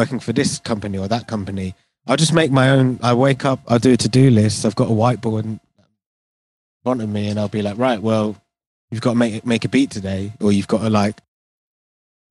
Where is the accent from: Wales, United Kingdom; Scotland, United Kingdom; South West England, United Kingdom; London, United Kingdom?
London, United Kingdom; I was born in London, but I'm Indian